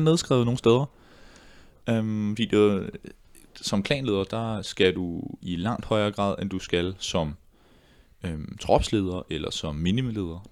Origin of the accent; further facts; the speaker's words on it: Ballerup, Capital Region of Denmark, Denmark; i Ballerup-gruppe, hvor jeg voksede op